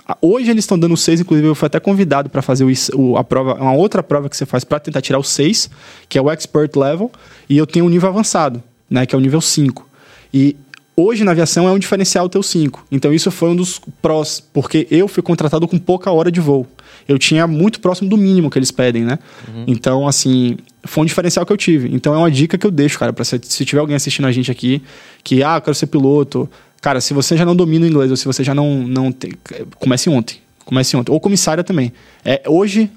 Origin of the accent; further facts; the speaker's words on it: Salvador, Bahia, Brazil; also born or lived in Australia; Eu sou de Salvador, morei no, estudei no boa parte da minha vida